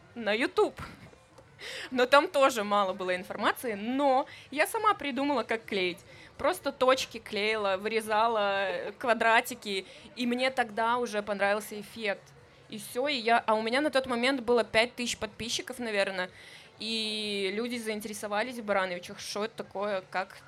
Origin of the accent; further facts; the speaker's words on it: Luninets, Brest Region, Belarus; я из Лунинца, если вы знаете, это клубничная страна, где нужно было вставать в 5 утра и собирать клубнику